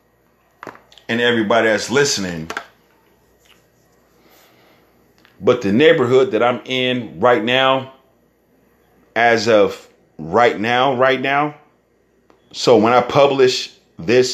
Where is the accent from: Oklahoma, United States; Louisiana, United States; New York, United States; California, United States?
California, United States; San Francisco; I'm from San Francisco